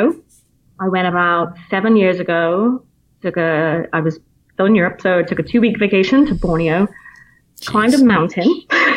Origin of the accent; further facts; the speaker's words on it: Plymouth, South West England, United Kingdom; accent: British; moved away as an adult; now in United States; I'm from Plymouth originally, which is in the southwest coastline.